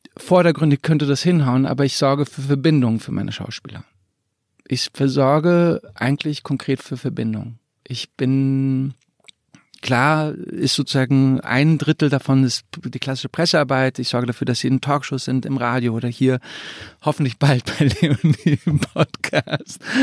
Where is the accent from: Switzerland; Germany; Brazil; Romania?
Germany; suburb of Frankfurt, Hesse; in dem Vorort von Frankfurt, wo ich groß geworden bin